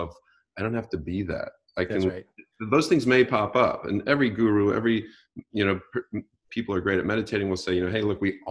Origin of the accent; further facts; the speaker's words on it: Great Lakes, United States; now in Southern California, United States; growing up on the Great Lakes